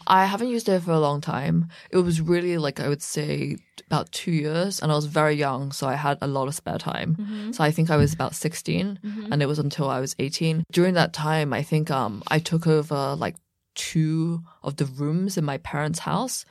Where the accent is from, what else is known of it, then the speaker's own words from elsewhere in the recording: about an hour west of London, South East England, United Kingdom; also born or lived in Beijing, China; I grew up about an hour west of London, mm. but my parents are from Beijing, mm. and hmm. I was born in Beijing